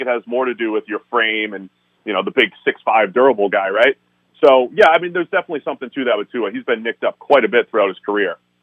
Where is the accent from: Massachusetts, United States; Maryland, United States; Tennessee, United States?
Massachusetts, United States; Boston; now in Cincinnati, United States; I'm from Boston initially